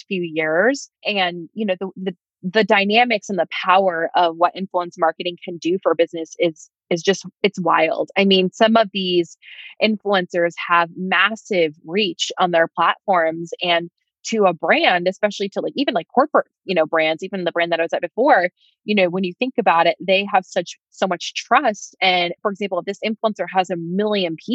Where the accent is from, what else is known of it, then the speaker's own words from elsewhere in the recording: New York, United States; I'm from New York